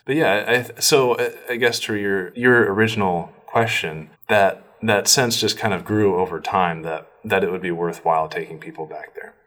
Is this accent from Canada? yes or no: no; Norway, Maine, United States; moved away; i was born and raised in this town in Norway